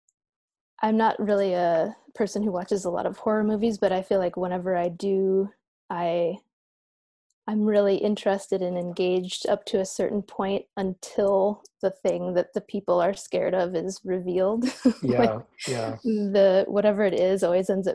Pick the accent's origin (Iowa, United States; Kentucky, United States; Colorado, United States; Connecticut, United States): Iowa, United States; I grew up in Iowa